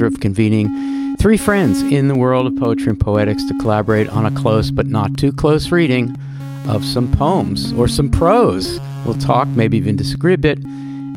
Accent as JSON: {"language": "English", "region": "New Jersey", "country": "United States", "moved": "yes", "said": "I'm from New Jersey"}